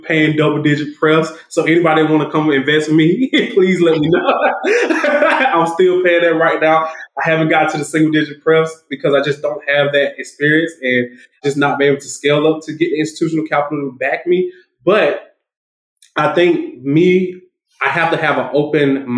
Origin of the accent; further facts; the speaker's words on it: Macon, Georgia, United States; It's in Macon, Georgia. So it's from my hometown. So my first multifamily is in my hometown.